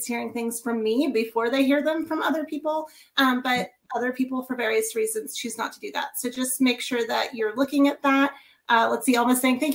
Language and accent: English; Kansas, United States; moved away; from Kansas. That's actually my home state